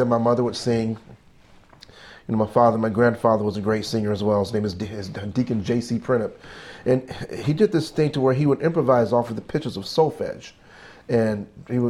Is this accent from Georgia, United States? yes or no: yes; Conyers, Georgia, United States; now in Hackensack, United States; my mother and father, they raised me in the Baptist church down south in Conyers, Georgia.